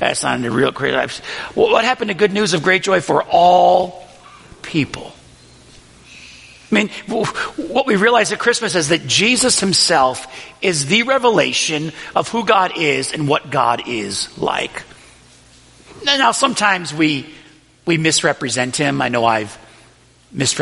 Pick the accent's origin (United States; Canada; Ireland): United States; Buffalo, New York; the Riverside neighborhood of Buffalo, New York, where I grew up